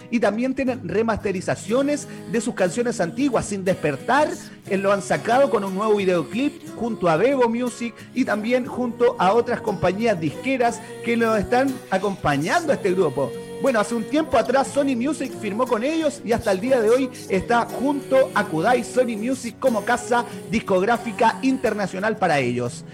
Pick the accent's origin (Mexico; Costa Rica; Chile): Chile; also born or lived in Araucanía